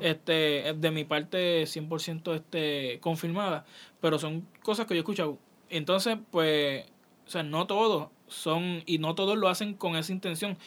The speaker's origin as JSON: {"language": "Spanish", "town": "San Lorenzo", "country": "Puerto Rico", "said": "yo soy de San Lorenzo, Puerto Rico. San Lorenzo es un, un pueblo de Puerto Rico"}